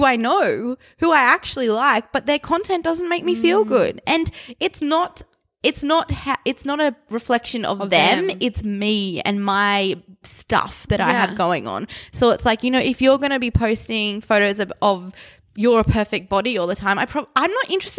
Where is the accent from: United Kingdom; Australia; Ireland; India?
Australia; We're Australian.